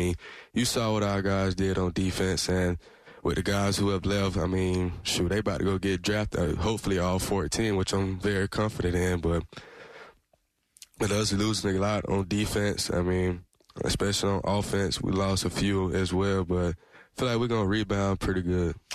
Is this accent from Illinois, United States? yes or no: no; Valdosta, Georgia, United States; born or raised there